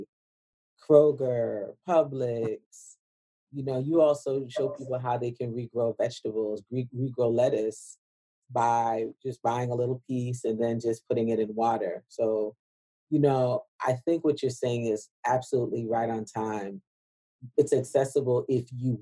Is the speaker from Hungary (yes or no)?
no; Guyana; growing up from Guyana